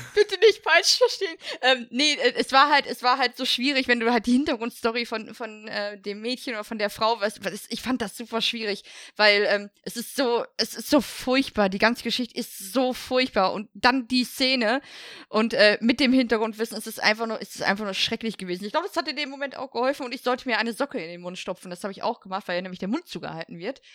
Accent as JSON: {"language": "German", "area": "Ruhr area", "region": "North Rhine-Westphalia", "country": "Germany", "said": "ich komme aus dem Ruhrpott"}